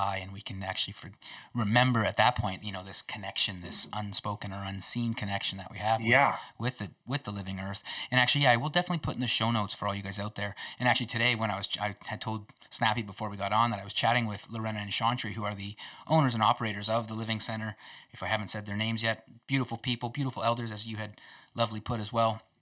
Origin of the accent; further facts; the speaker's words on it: Kingsville, Ontario, Canada; So I'm from Ontario as well. Southwestern Ontario. So right down in Kingsville, Ontario, actually.